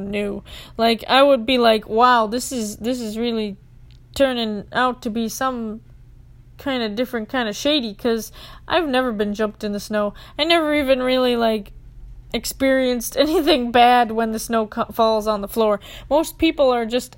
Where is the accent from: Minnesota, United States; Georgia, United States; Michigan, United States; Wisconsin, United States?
Minnesota, United States; being a Minnesotan